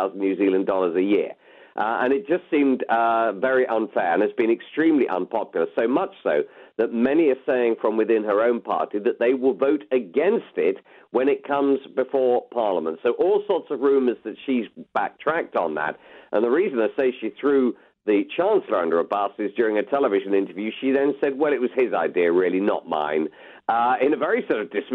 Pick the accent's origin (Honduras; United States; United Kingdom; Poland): United Kingdom; we are British